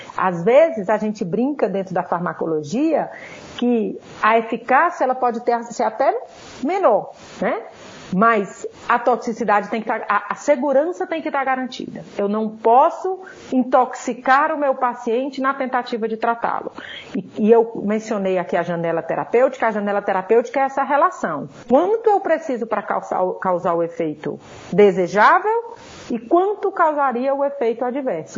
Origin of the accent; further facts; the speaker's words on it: Ceará, Brazil; moved away as an adult; now in São Paulo, Brazil; como vocês vão rapidamente perceber pelo meu sotaque, eu não sou paulista, né? Eu sou cearense e eu vim para cá para fazer minha graduação